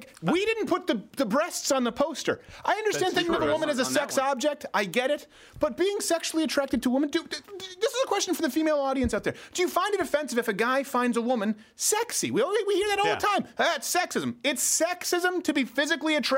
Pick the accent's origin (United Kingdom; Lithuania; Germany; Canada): Canada; Montreal, Quebec; moved away; I was raised in Montreal.